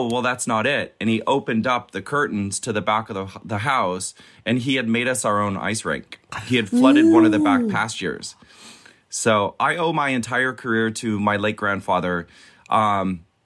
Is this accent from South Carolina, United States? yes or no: no; Minnesota, United States; Growing up in Minnesota, it's the lakes and the ponds are frozen from like October until April.